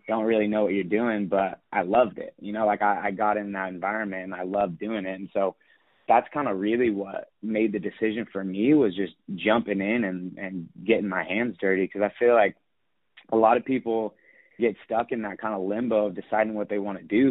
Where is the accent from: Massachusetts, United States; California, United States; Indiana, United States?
California, United States; Sacramento; born and raised in Sacramento, California.